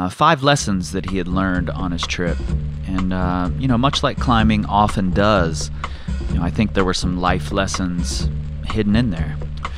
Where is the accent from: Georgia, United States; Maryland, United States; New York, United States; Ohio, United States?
Ohio, United States; I'm from Ohio